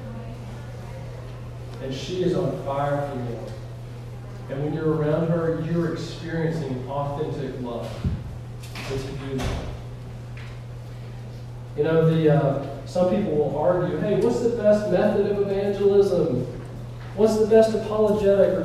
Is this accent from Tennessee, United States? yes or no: yes; Elizabethton, Northeast Tennessee, United States; I'm from Northeast Tennessee, a little place called Elizabeth.